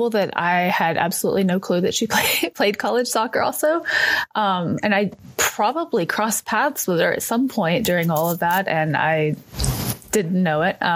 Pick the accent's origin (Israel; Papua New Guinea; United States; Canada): United States; East Texas; I was actually from East Texas